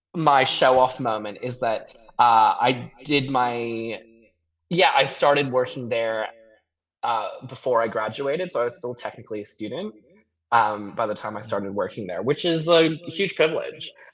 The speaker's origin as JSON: {"language": "English", "country": "Hong Kong", "tie": "born or raised there", "also_born_or_lived": "Vancouver, Canada", "moved": "as an adult", "lives_now": "Sydney, Australia", "said": "I grew up in Hong Kong. Mm. Um, what uh, I you know born there, finished high school there, um, and then I moved to Canada"}